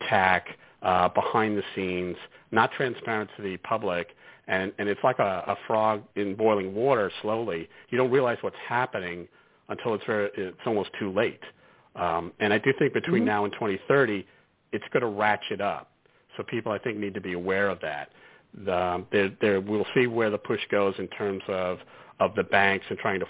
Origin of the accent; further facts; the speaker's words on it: New York City, New York, United States; we're from Brooklyn originally